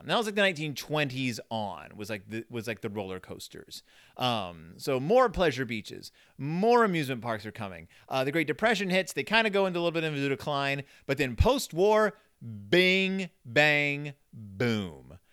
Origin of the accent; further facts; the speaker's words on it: Spring, Texas, United States; I grew up in Spring, Texas